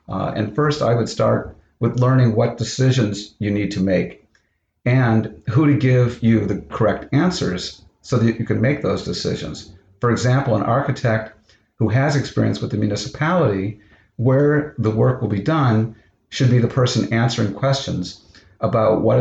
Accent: Orlando, Florida, United States; moved away; also born or lived in Kent State University, Ohio; I grew up in part of my childhood in Florida, where they were developing new homes

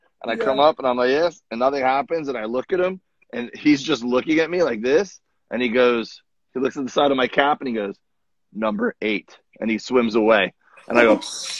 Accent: Florida, United States; now in California, United States; I grew up in Florida

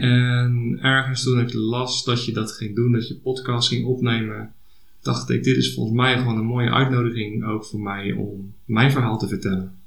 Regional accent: Hendrik-Ido-Ambacht, South Holland, Netherlands; ik kom uit Hendrik Jeroen Ambacht

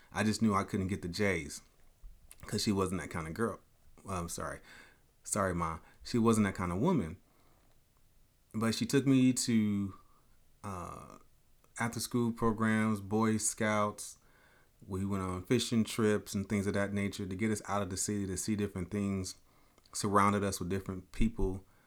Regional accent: Chicago, Illinois, United States; moved away as an adult; I'm a kid from Chicago, but I was raised in Chicago, Southside, eighty-fifth King Drive

